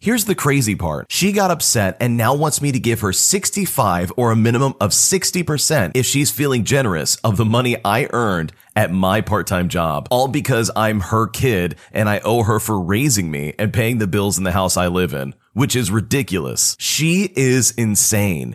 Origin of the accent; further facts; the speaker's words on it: Toronto, Ontario, Canada; I'm from Toronto